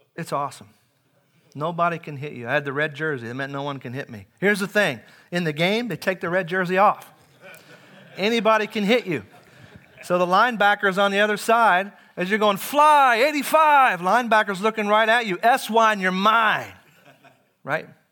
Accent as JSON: {"language": "English", "town": "Henryville", "region": "Indiana", "country": "United States", "tie": "born or raised there", "moved": "yes", "lives_now": "Webster Groves, United States", "said": "I grew up in Indiana. It's a farming community"}